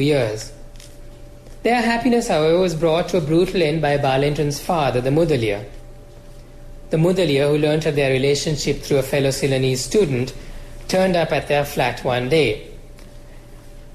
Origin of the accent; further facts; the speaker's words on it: Sri Lanka; I grew up in Sri Lanka